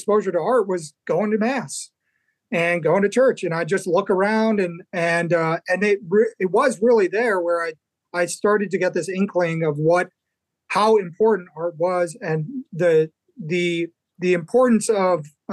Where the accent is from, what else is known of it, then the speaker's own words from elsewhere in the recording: Chicago, Illinois, United States; I grew up in Chicago originally